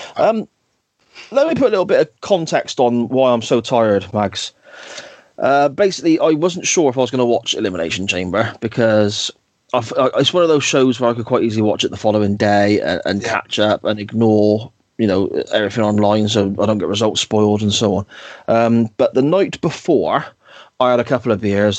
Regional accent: Gloucester, South West England, United Kingdom; accent: Gloucester; my Gloucester accent

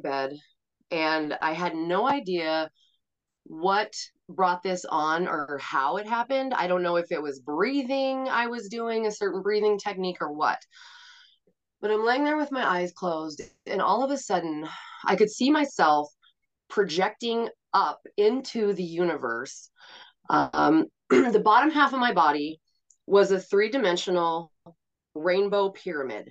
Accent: Montana, United States; also born or lived in Portland; I live in Montana, and I grew up in Montana

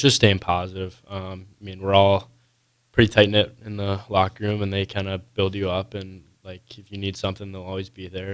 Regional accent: Coon Rapids, Minnesota, United States; moved away; I'm from Coon Rapids, Minnesota, which is about twenty-five minutes out from the cities

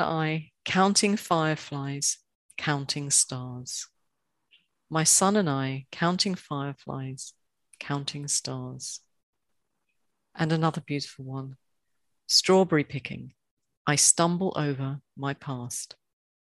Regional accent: London, United Kingdom; when I was growing up in the outskirts of London

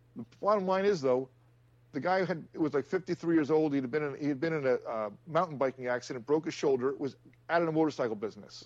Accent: New Jersey, United States; moved away; Which is where I grew up. I'm, I'm, I'm, I'm fr-, from Jersey

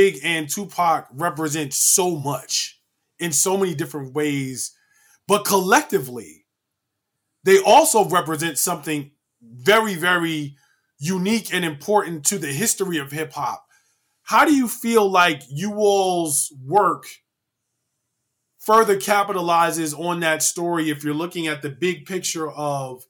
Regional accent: New York City, New York, United States; now in Brooklyn, United States; I'm still Queens at the heart

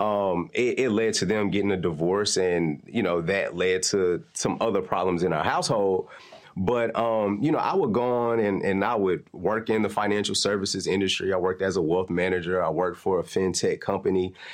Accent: Nashville, Tennessee, United States; I'm from North Nashville

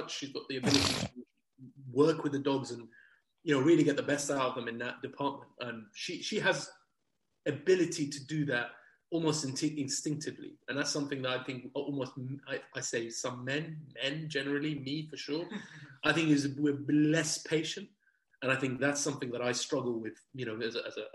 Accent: England, United Kingdom; we're two English people gone over there

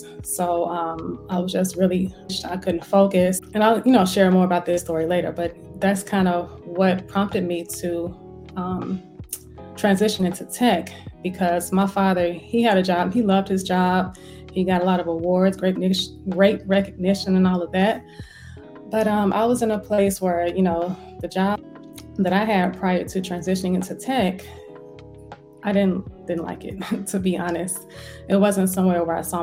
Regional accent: Gary, Indiana, United States; moved away as an adult; also born or lived in Fort Riley, Kansas / Atlanta, Georgia; I was born in Fort Riley, Kansas. I was raised in Gary, Indiana, though, for the vast majority of my life

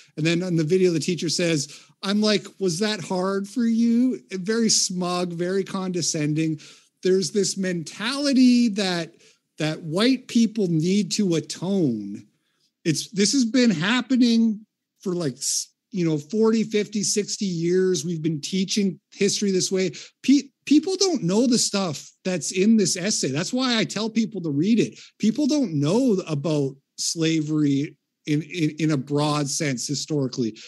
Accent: Canada; moved away as an adult; now in United States; I grew up in Canada. I do live in America now, but I grew up in Canada in the eighties and nineties.

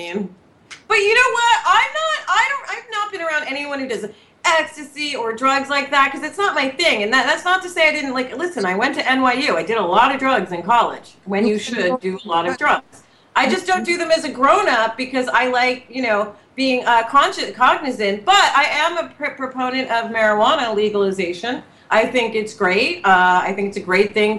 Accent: New York, United States; moved away as an adult; now in California, United States; I'm a New Yorker

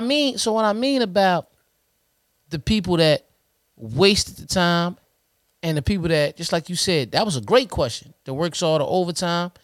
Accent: Trenton, New Jersey, United States; we born and raised in Trenton, New Jersey

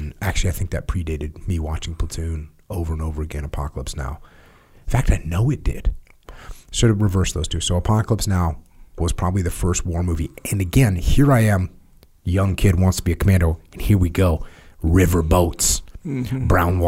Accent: New England, United States; I'm from New England

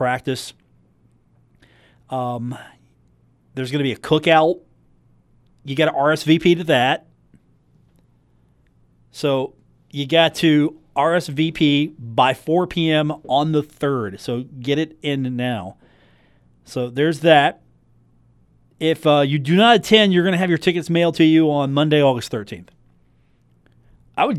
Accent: Huntington, West Virginia, United States; I'm from Huntington.

